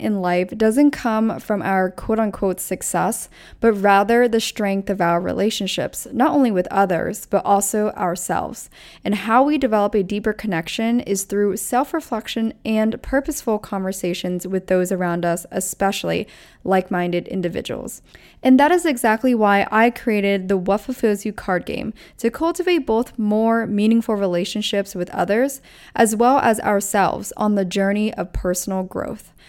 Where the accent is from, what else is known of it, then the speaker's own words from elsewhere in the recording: Pennsylvania, United States; moved away as an adult; also born or lived in Orange County, California / Los Angeles, California; now in New York City, United States; I grew up on the East Coast in Pennsylvania, so we had cold winters already